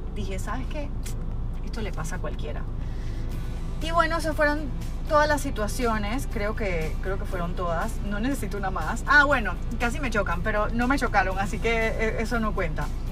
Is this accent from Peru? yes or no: no; Panama; en mi país, yo vivo en Panamá